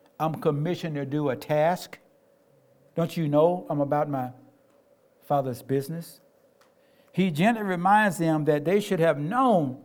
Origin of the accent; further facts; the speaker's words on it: Tennessee, United States; I grew up in Tennessee, everybody was my parent